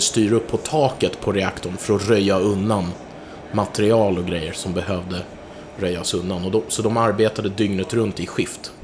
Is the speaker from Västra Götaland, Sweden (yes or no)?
no; Stockholm, Stockholm County, Sweden; mitt kvarter där jag växte upp, Hornstull